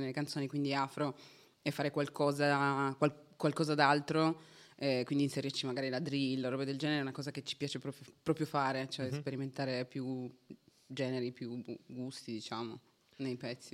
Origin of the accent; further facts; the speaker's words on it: Turin, Piedmont, Italy; Sono di Torino